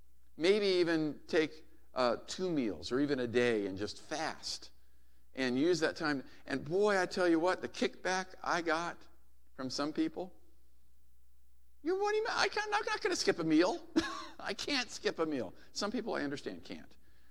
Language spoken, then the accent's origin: English; Hawaii, United States; I used to love it as a kid growing up in Hawaii when my dad was stationed there.